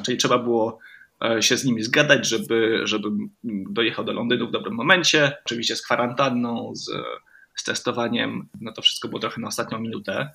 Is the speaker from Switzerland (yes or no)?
yes; Romandy, Switzerland; ja jestem z Szwajcarii, ogólnie rzecz biorąc. Oczywiście mama jest z Polski, więc e, e, nauczyliśmy się po polsku mówić w domu, ale ogólnie wychowałem się w Szwajcarii